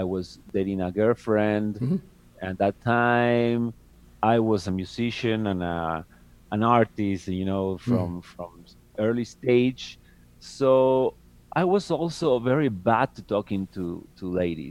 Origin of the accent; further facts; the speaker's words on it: Buenos Aires, Argentina; moved away; I moved from Buenos Aires because I'm from Argentina.